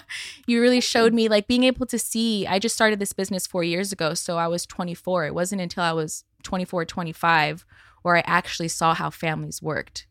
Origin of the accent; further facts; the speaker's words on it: Santa Monica, California, United States; I grew up in Santa Monica